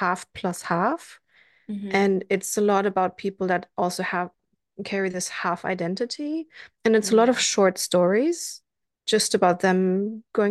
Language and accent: English; Germany; also born or lived in Sweden; now in Berlin, Germany; until the divorce of my parents, I was like raised pretty German